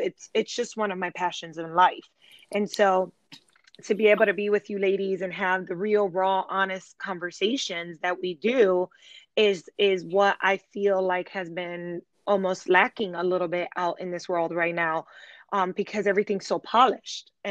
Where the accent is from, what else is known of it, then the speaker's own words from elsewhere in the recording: Chicago, Illinois, United States; moved away as an adult; now in Charlotte, United States; I am a Chicago native. So I was born and raised in Chicago, and my family and I relocated to Charlotte, North Carolina three years ago